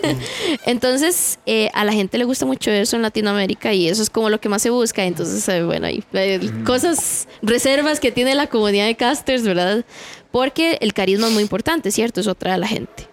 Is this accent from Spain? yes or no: no; Heredia, Costa Rica; yo soy de Heredia